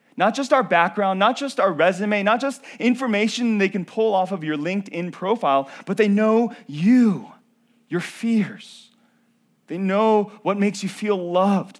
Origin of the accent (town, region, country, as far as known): North Carolina, United States; born or raised there